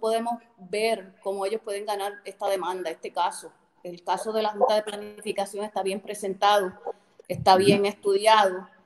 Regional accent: Rincón, Puerto Rico; nacida y criada en Rincón

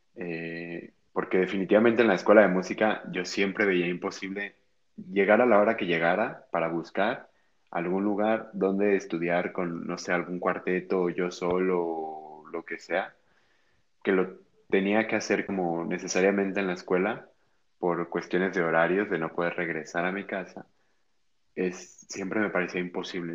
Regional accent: Guadalajara, Jalisco, Mexico; yo soy de aquí de Guadalajara

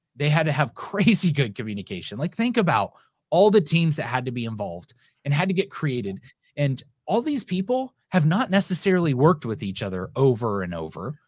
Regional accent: United States; I'm an American

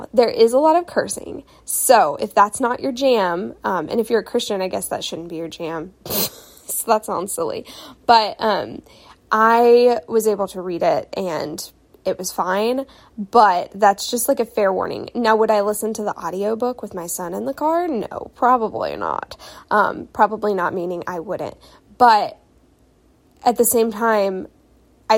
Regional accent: the South, United States; growing up in the South

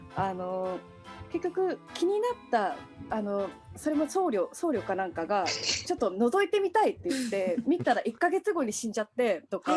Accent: Japan; 日本で、まあ、生まれ育っている

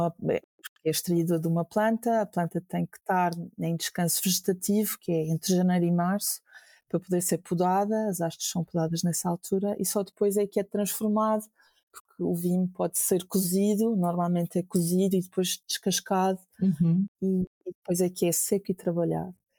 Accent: Funchal, Madeira, Portugal; moved away as an adult; now in Lisbon, Portugal; surge do sítio onde eu nasci

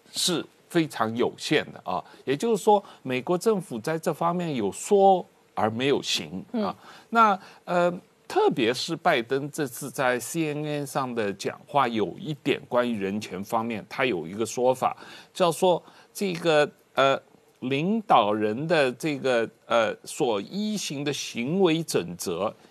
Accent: Taiwan; 让我们台湾人民一直不断地有一个担心的地方

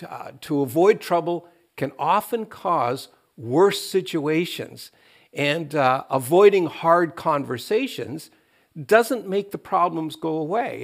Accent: Canada; as Canadians

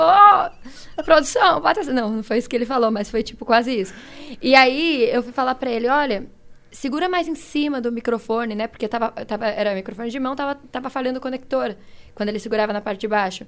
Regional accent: São Paulo, Brazil; Sou de São Paulo

